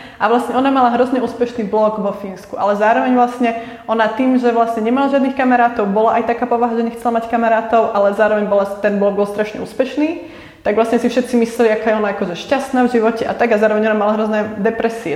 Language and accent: Slovak; Prievidza, Trenčín Region, Slovakia; moved away as an adult; also born or lived in Bratislava; now in Prague, Czech Republic; u nás v Prievidzi